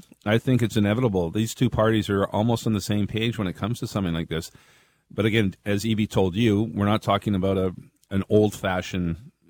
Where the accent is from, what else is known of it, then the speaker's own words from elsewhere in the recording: Burnaby, British Columbia, Canada; growing up in Burnaby, when fireworks were legal